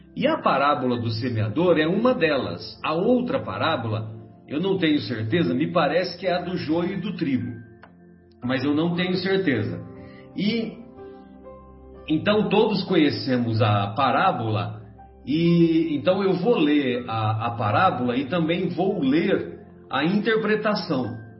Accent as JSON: {"language": "Portuguese", "town": "São José do Rio Pardo", "region": "São Paulo", "country": "Brazil", "tie": "born or raised there", "said": "quando eu era moleque lá em São José do Rio Pardo"}